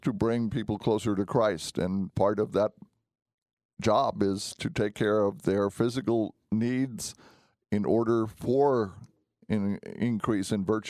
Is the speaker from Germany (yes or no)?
yes; Germany; When I was growing up, I grew up in Germany for part of my youth.